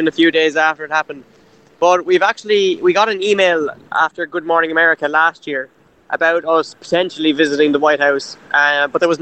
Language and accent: English; Cork, Munster, Ireland; I'm from Cork